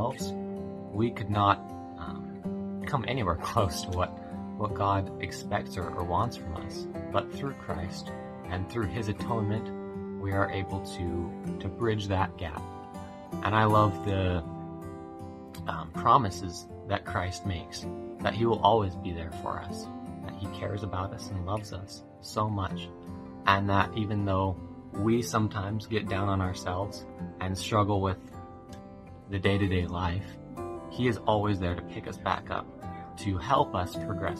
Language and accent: English; Navasota, Texas, United States; moved away as an adult; now in Pittsburgh, United States; I'm from Navasota, Texas, and I'm currently serving in the Pittsburgh, Pennsylvania mission